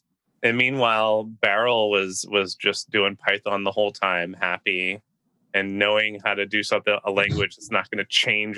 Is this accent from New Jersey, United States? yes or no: no; New Orleans, Louisiana, United States; So I'm from New Orleans.